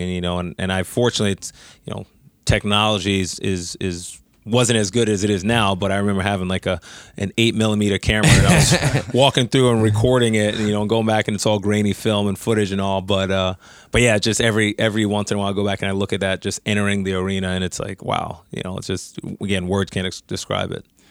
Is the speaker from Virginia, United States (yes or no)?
no; New York, United States; I'm from New York